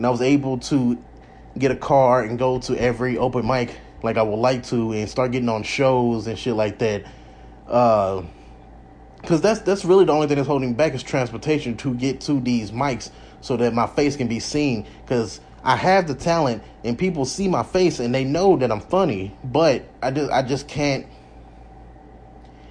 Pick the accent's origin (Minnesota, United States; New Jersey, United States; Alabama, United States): Alabama, United States; born or raised there; moved away as an adult; now in Las Vegas, United States